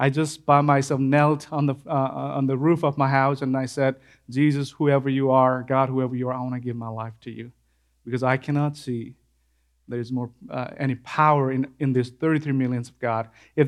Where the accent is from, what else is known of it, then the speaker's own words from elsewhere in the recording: Nepal; I grew up in Assam, that's the far western part of Nepal, the furthest part, undeveloped part in Nepal. That's Assam, that's my place.